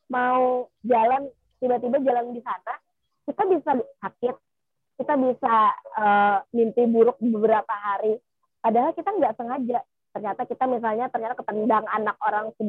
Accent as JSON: {"language": "Indonesian", "region": "South Kalimantan", "country": "Indonesia", "said": "kalau kita ya orang Kalimantan Selatan ngomongnya si Saranjana ini tempat uh, paling modern"}